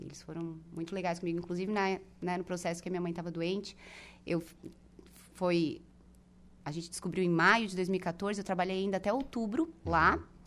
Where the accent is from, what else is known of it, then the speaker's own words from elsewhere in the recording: Araranguá, Santa Catarina, Brazil; now in Florianópolis, Brazil; tive minha infância muito feliz aqui em Aranaguá, na rua